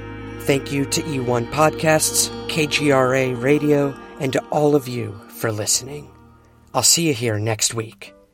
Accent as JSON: {"language": "English", "country": "United States"}